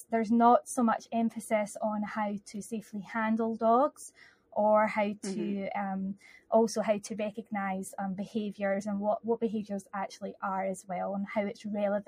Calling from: Kilmarnock, Scotland, United Kingdom; So I'm 20 minutes from Glasgow, a town called Kilmarnock.

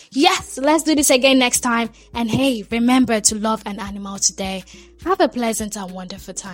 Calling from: Ikorodu, Lagos, Nigeria; I'm speaking from Ikorodu.

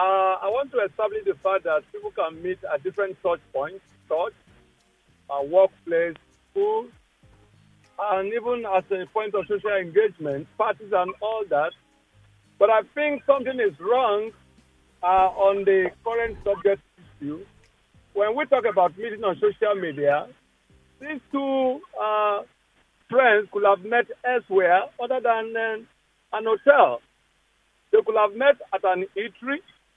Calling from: Ogba, Lagos, Nigeria; I'm calling from Ogba.

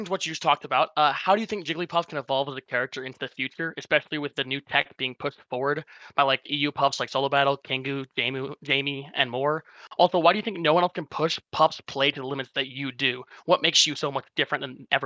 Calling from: Minnesota, United States; I'm calling from Minnesota.

